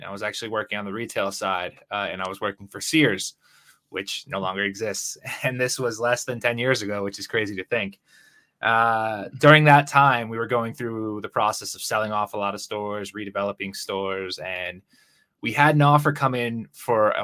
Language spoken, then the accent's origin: English; Connecticut, United States; moved away as an adult; now in Guadalajara, Mexico; I'm from Connecticut originally. I live in Guadalajara, Mexico now